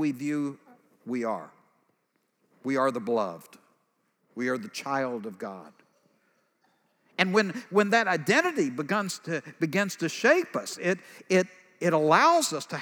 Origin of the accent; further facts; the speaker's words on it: East Texas, United States; I'm from East Texas